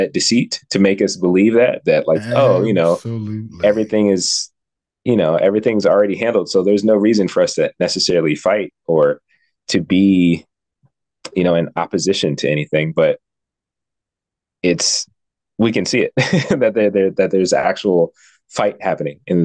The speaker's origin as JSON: {"language": "English", "country": "United States", "said": "as American citizens"}